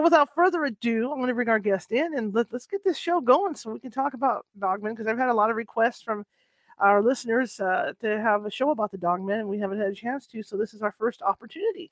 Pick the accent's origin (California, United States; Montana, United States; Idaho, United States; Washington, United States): California, United States; Northern; I grew up in Northern California. I grew up fishing and camping in Northern California.